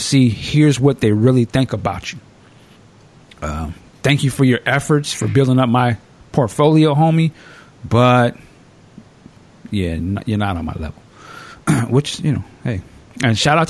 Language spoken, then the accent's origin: English; Washington, United States; my home state of Washington